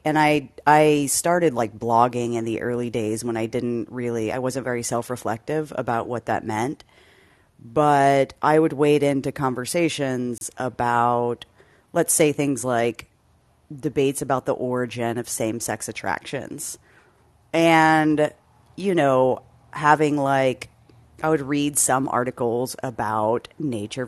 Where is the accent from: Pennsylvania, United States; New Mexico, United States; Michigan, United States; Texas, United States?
Texas, United States; I grew up in Texas, and I was in a overwhelmingly white high school